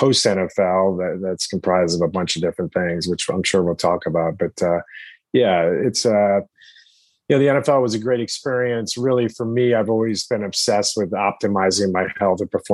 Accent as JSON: {"language": "English", "region": "Connecticut", "country": "United States", "tie": "born or raised there", "said": "I grew up in Connecticut"}